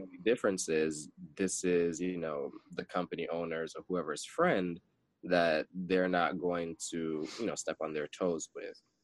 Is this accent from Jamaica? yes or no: yes; Jamaica; growing up being a Jamaican